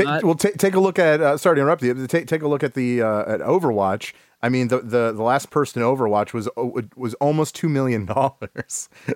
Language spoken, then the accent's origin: English; Kent, Ohio, United States; also born or lived in Akron, Ohio; I'm actually from the Kent area, Kent Akron. I've spent a lot of time in Akron. I actually live in Summit County.